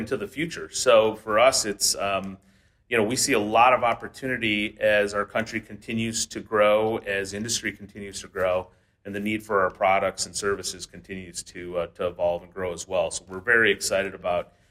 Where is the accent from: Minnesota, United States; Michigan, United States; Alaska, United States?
Michigan, United States; Detroit; I'm from the Metro Detroit area